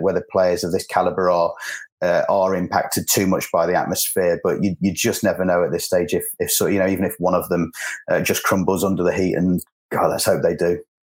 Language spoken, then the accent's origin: English; England, United Kingdom; as an England fan, as an Englishman